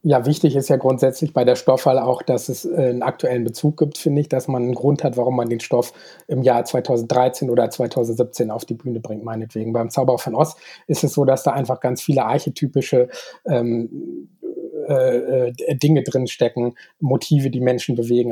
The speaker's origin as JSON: {"language": "German", "region": "Bremen", "country": "Germany", "tie": "born or raised there", "moved": "as an adult", "lives_now": "Augsburg, Germany", "said": "ich komme ja aus der Nähe von Bremen ursprünglich und bin da zur Schule gegangen"}